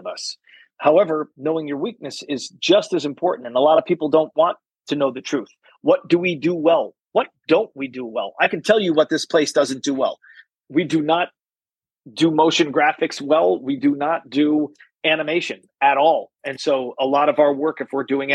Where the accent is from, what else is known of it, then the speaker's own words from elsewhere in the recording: East Coast, United States; now in Kansas City, United States; I'm from the East Coast.